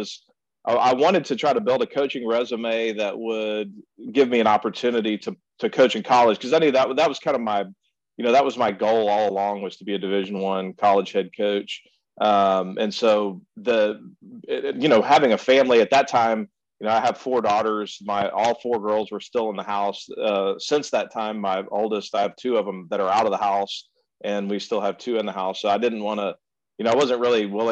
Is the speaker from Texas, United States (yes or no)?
yes; Austin, Texas, United States; now in Houston, United States; I grew up in Central Texas, mainly in the Austin area